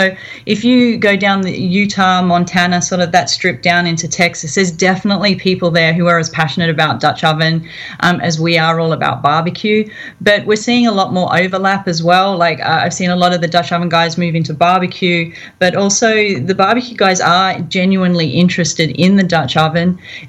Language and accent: English; Australia; accent: Australian; Accents from Australia. I started cooking really young in the Girl Scouts, and sort of kept at it my whole life, a lot of camping, that type of thing. I've moved around a lot, fairly nomadic